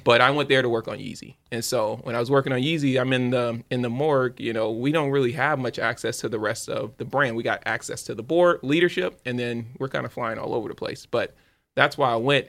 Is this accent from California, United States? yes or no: no; Louisiana, United States; I'm from Louisiana.